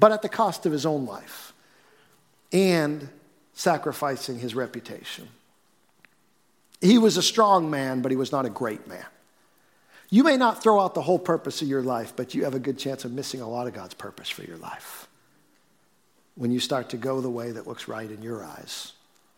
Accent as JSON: {"language": "English", "town": "Billerica", "region": "Massachusetts", "country": "United States", "tie": "born or raised there", "said": "I grew up in Billerica"}